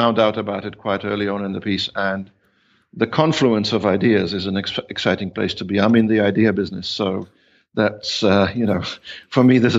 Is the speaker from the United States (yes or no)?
no; Australia; also born or lived in New Zealand; I'm Polish ethnically. I have roots, as it's called. But for all intents and purposes, I'm Australian. Although I spent 18 years in New Zealand, and in aggregate, probably a year in India and 2 years in Hong Kong